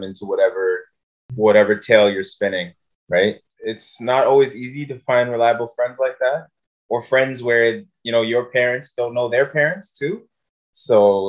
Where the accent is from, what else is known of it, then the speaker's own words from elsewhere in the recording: Sudan; I come from Sudan